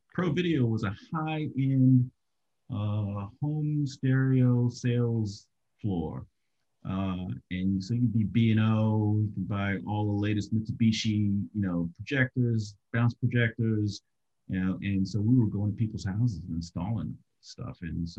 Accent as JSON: {"language": "English", "region": "Maryland", "country": "United States", "tie": "born or raised there", "also_born_or_lived": "Washington, D.C.", "said": "I was born in Georgetown, Washington, D.C., but I grew up in the initial part of my life primarily in suburban Maryland."}